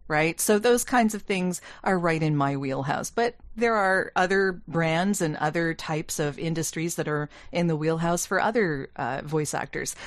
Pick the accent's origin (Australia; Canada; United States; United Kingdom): Canada; I'm Canadian